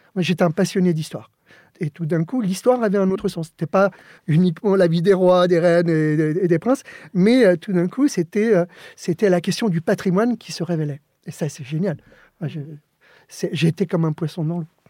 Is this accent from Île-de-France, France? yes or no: yes; Joinville-le-Pont, Île-de-France, France; French is a second language; also born or lived in Alicante, Spain; je suis arrivé en France, j'avais, j'avais 7 ans